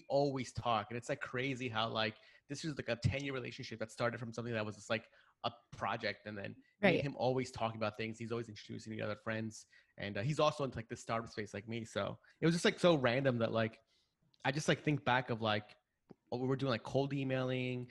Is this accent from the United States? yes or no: yes; New York City, New York, United States; I grew up here in New York